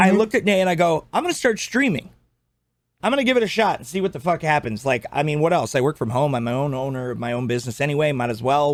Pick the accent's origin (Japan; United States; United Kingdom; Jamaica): United Kingdom; Scotland; I'm Scottish